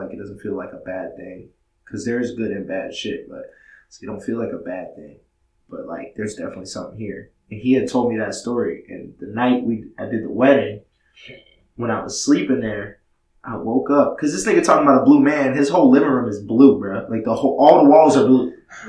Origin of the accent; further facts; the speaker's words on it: Massachusetts, United States; The house I grew up in Massachusetts, so that shit was fucking, that shit was bananas.